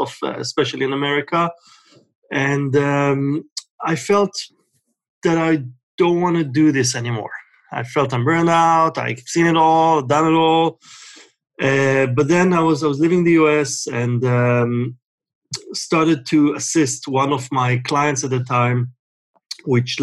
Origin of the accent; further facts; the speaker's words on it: Israel; moved away as an adult; now in United States; I was born and raised in Israel